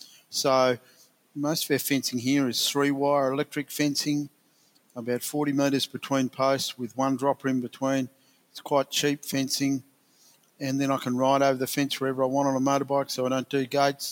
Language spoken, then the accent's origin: English; Willow Point, Anabranch River near Menindee Lakes, New South Wales, Australia; born or raised there; also born or lived in Longreach, Queensland